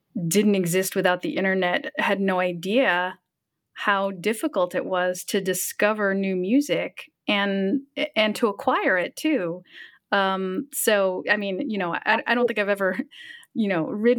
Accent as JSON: {"language": "English", "country": "United States", "said": "as an American"}